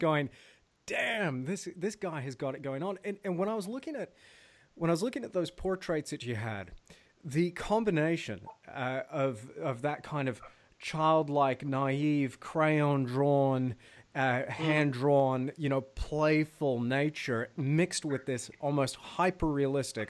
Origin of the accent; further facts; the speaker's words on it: United States; moved away as an adult; now in New Zealand; we're both American